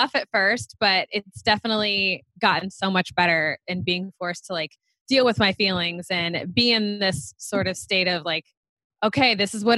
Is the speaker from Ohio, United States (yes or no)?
yes; Cincinnati, Ohio, United States; moved away as an adult; now in New York, United States; I'm originally from Cincinnati, Ohio, but I've been in New York for almost 9 years at this point